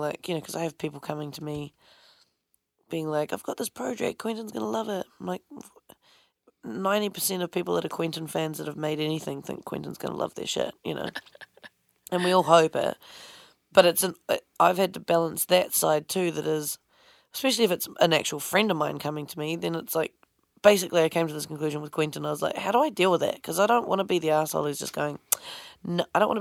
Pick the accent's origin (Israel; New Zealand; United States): New Zealand; moved away; I was from New Zealand.